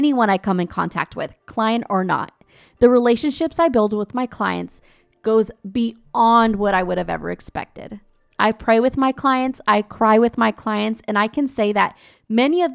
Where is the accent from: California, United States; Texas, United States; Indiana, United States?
California, United States; Azusa; my hometown, Azusa, California